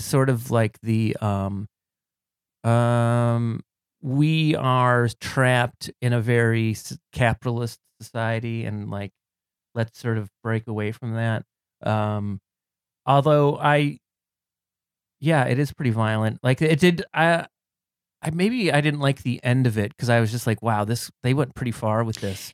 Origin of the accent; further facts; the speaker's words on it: Cleveland, Ohio, United States; moved away; I'm a c, former Clevelander. I'm from Cleveland, Ohio originally